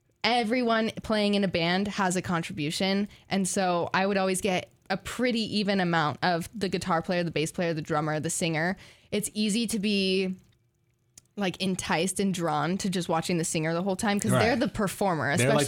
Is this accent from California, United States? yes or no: yes; California, United States; moved away as an adult; now in Corvallis, United States; I'm from California.